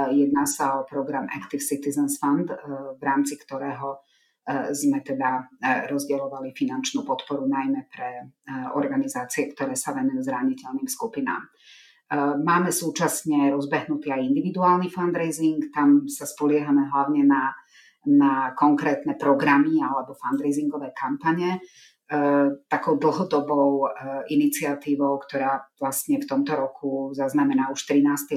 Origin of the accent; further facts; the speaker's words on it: Slovakia; Ja sama som z mesta, kde je veľmi výrazná rómska menšina